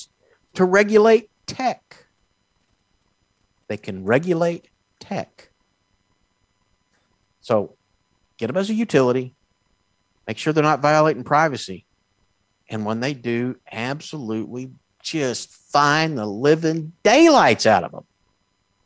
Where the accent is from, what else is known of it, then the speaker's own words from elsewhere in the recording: Texas, United States; I'm from Texas